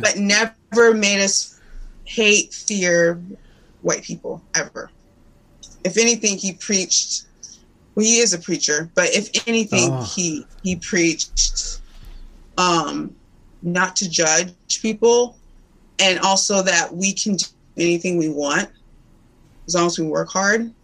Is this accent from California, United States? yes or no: no; Indiana, United States; I grew up in Indiana, Clemson, Indiana.